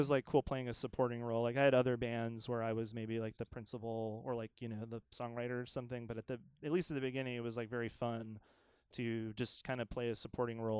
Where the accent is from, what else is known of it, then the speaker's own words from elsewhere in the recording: Georgia, United States; and sort of like I'm from Georgia, and like I don't know, and it was sort of like you know, like a bunch of queer folks in the South doing this